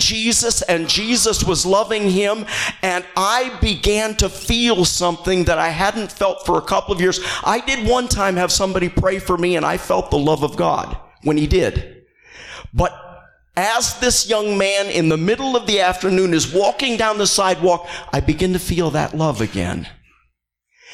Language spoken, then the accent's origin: English; Northern Illinois, United States; moved away; I'm from Northern Illinois